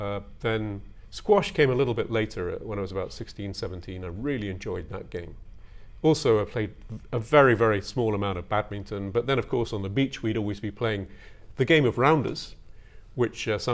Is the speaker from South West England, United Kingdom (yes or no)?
yes; North Devon, South West England, United Kingdom; moved away as an adult; also born or lived in Kuwait / Tokyo, Japan / Kamakura, Japan; now in Japan; That was one of the greatest pleasures of growing up in North Devon.